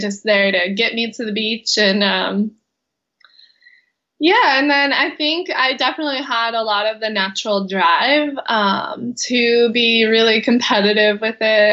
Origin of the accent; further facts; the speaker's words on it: Kauai, Hawaii, United States; I was born and raised here in Kauai, Hawaii, where I still live.